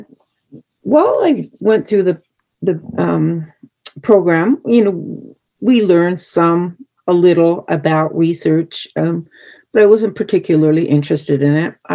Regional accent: Fort Belknap Reservation, Montana, United States; I grew up on the Fort Belknap Reservation, which is my home reservation in rural Montana

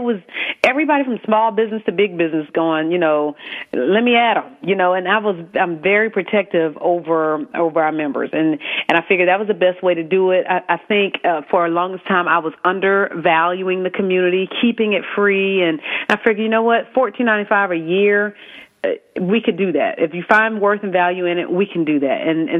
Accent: South Carolina, United States; accent: Southern; South Carolina.

